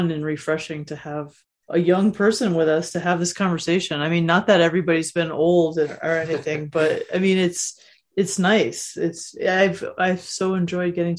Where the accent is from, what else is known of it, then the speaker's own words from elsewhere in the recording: United States; as an American